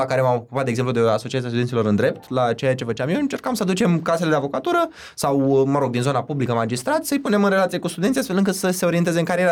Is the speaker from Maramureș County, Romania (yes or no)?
no; Iași, Iași County, Romania; moved away as an adult; now in Bucharest, Romania; eu sunt neloc din Iași